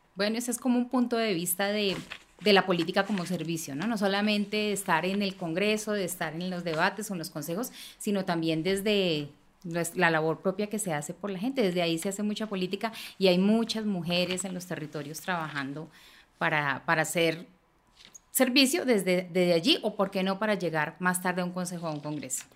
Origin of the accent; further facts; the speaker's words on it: Bogotá, Colombia; una mujer bogotana, nací en el barrio de Kennedy